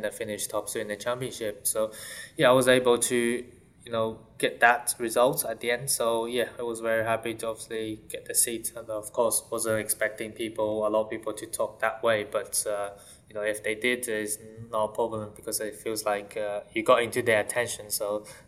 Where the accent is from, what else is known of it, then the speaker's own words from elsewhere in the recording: Shanghai, China; English is a second language; moved away; I'm from Shanghai, growing up from Shanghai.